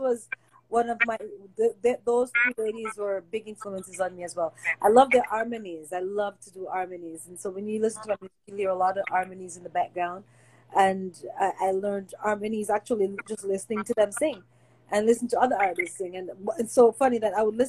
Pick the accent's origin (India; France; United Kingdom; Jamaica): Jamaica; moved away; since I was a young girl growing up in Jamaica